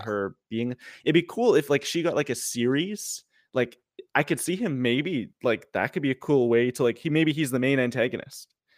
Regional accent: Canada; I'm Canadian

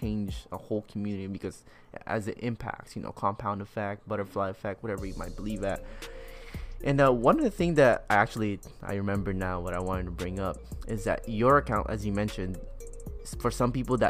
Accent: Oxnard, California, United States; also born or lived in Long Beach; I grew up in here, I thought it was, like, ghetto.

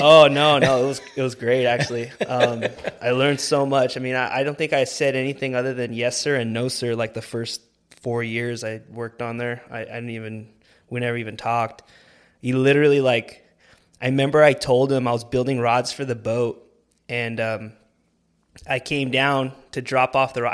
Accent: Whittier, California, United States; I grew up right here in Whittier

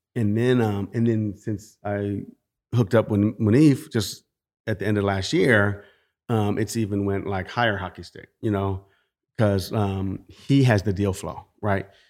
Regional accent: California, United States; growing up in California, working with property owners

